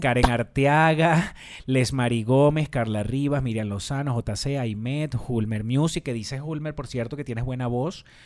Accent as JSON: {"language": "Spanish", "town": "Barrancas", "region": "Barinas", "country": "Venezuela", "said": "yo soy de Barrancas"}